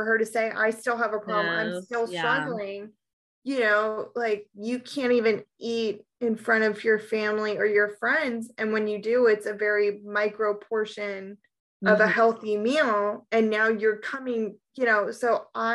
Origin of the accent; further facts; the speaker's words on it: East Coast, United States; growing up on the East Coast, but with a very Irish heritage